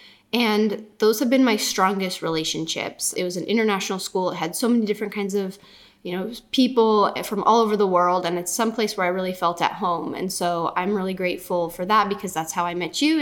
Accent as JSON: {"language": "English", "region": "California", "country": "United States", "tie": "born or raised there", "also_born_or_lived": "Czech Republic", "said": "I'm from Czech, but grew up in California"}